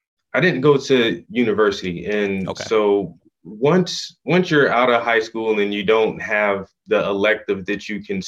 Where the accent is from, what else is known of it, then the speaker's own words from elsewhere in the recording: South Carolina, United States; also born or lived in Atlanta, Georgia / Philadelphia, Pennsylvania; we moved back to South Carolina. And that's where I did like the majority and the bulk of my growing up. So I tell everyone that I'm from South Carolina